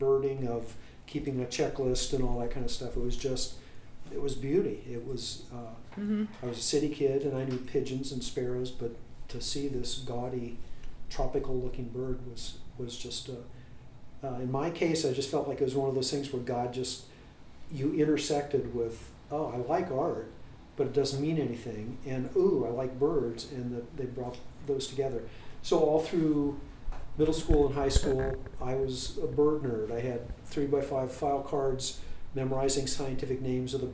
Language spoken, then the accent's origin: English; Columbus, Ohio, United States; I grew up in the North University area